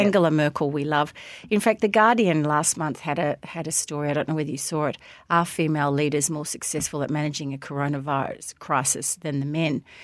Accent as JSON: {"language": "English", "town": "Melbourne", "region": "Victoria", "country": "Australia", "tie": "born or raised there", "said": "when I was a kid growing up in Hampton and Sandringham"}